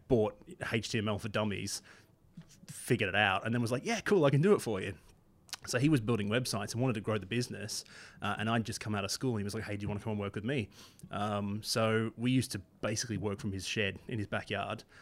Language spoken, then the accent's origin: English; Australia; moved away as an adult; now in United Kingdom; I, I grew up in Australia